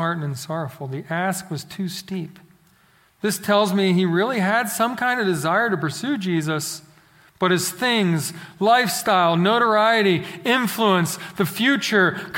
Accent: Philadelphia, Pennsylvania, United States; now in Central Texas, United States; growing up in Philadelphia

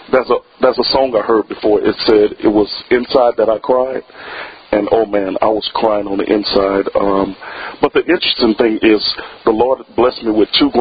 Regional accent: Plaquemine, Louisiana, United States; I grew up in a town called Plaquemine, Louisiana, which is by Baton Rouge

